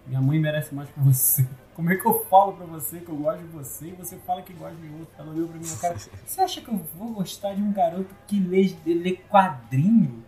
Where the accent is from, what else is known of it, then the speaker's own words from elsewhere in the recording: Rio de Janeiro, Brazil; moved away as an adult; now in Teresópolis, Brazil; eu sou tijucano. Né? Eu moro em Teresópolis há 20 anos, mas... 20 e poucos anos, mas eu nasci e fui criado na Tijuca, no Rio de Janeiro